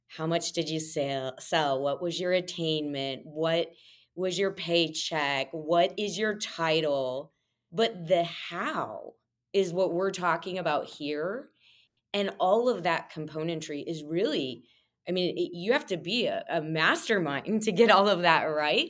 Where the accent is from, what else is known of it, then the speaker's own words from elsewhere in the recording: Monmouth, Illinois, United States; now in Chicago, United States; Grew up in a small town on the west side of Illinois called Monmouth.